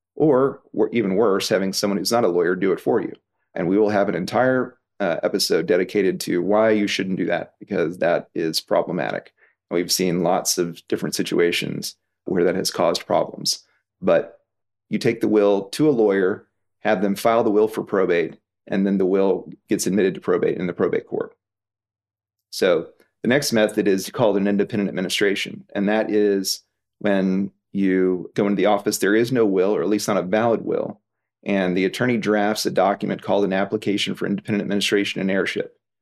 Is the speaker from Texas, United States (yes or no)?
yes; Houston, Texas, United States; now in Fort Worth, United States; I was born in Houston, but now I live in Fort Worth